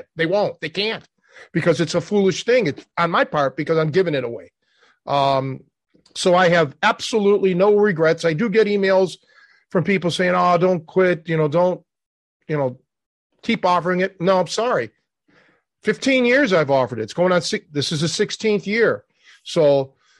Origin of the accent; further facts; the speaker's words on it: Cleveland, Ohio, United States; growing up in Cleveland